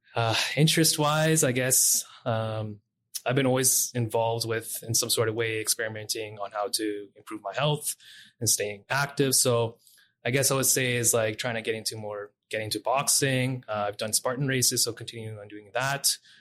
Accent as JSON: {"language": "English", "town": "Edmonton", "region": "Alberta", "country": "Canada", "tie": "born or raised there", "said": "Born and raised in Edmonton, Alberta"}